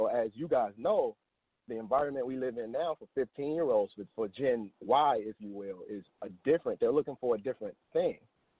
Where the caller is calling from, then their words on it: Dallas, Texas, United States; Hey, good morning, Montoya. … I'm calling from Dallas, Texas.